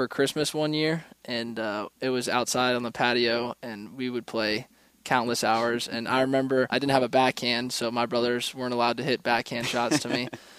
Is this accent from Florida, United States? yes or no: yes; Orlando, Florida, United States; I grew up in Orlando, Florida, went to Dr. Phillips High School